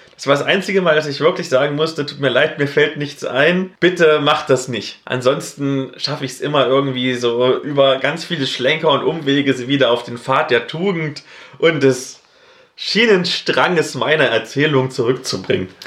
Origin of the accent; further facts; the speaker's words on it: East Germany, Germany; Als Ossi